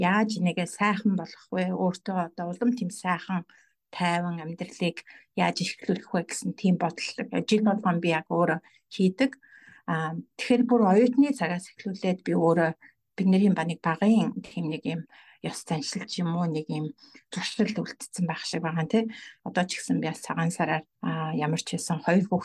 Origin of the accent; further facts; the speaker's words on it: Mongolia; moved away as an adult; now in Australia; би Монгол хүн шүү